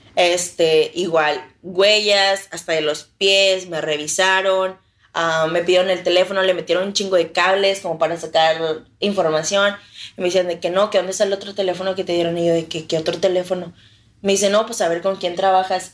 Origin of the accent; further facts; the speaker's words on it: Reynosa, Tamaulipas, Mexico; Soy de Reynosa